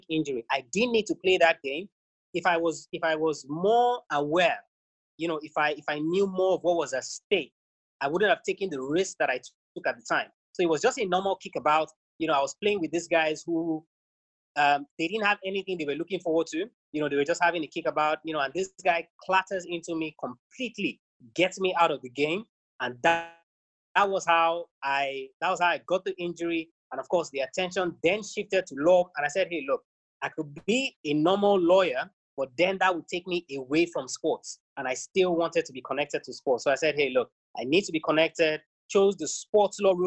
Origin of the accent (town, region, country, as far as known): Nigeria